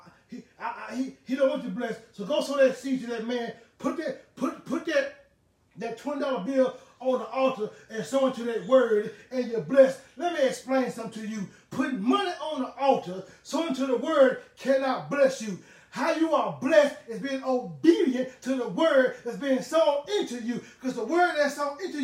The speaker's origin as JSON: {"language": "English", "town": "Huntsville", "region": "Alabama", "country": "United States", "tie": "born or raised there", "said": "I was born in Huntsville, Alabama, in Huntsville Hospital"}